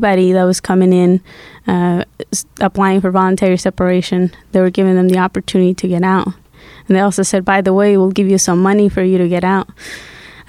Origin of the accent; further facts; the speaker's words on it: Guatemala; English is a second language; also born or lived in Massachusetts; now in United States; I grew up in Guatemala, and in 2000, I came to the U.S. through political asylum.